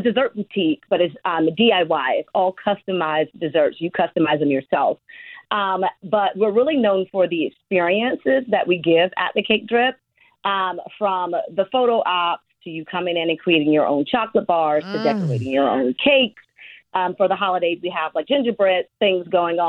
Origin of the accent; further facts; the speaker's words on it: St. Petersburg, Florida, United States; moved away as an adult; also born or lived in St. Louis / California; my family and I, we're originally from St. Petersburg, but we've been gone for a little over 20 years